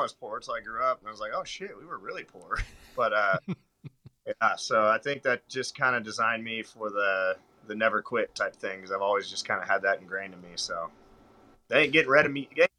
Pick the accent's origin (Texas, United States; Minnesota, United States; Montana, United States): Montana, United States; Butte; moved away as an adult; now in Nashville, United States; So growing up in Montana and growing up completely off the grid in a trailer house in the coldest part of Montana, they call Little Siberia